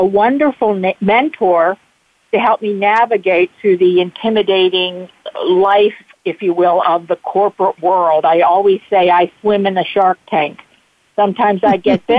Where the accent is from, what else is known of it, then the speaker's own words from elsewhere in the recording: Bethel Park, Pennsylvania, United States; I grew up in Bethel Park